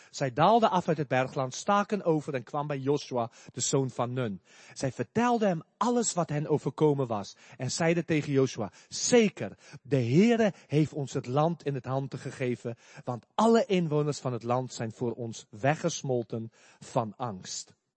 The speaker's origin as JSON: {"language": "Dutch", "country": "South Africa", "moved": "yes", "said": "ik kom uit Zuid-Afrika."}